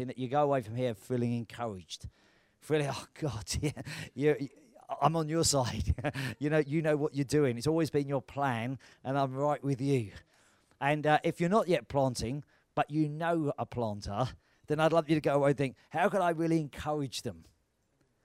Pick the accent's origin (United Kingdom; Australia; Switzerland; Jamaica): United Kingdom; we're British.